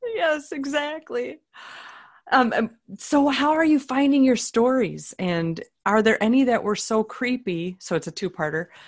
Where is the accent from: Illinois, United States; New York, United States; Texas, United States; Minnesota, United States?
Minnesota, United States; one of us is from Minnesota